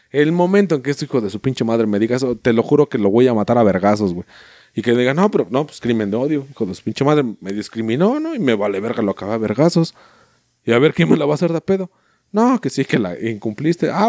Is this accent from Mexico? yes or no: yes; Mexico; Tu mamá es uruguaya yo soy mexicano